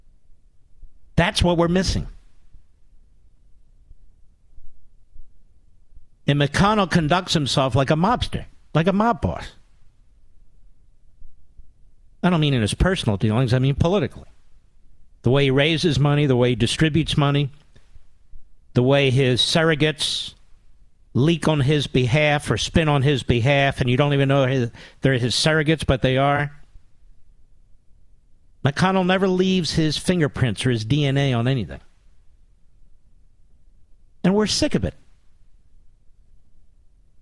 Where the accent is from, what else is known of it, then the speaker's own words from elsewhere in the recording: Philadelphia, Pennsylvania, United States; moved away; Philadelphia, Pennsylvania, my hometown